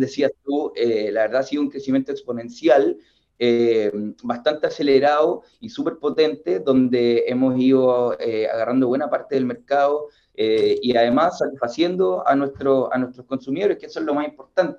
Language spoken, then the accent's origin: Spanish; Chile; nosotros, como chilenos